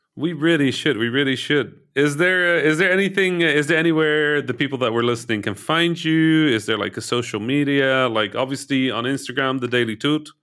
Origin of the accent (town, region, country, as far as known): Egypt; born or raised there; moved away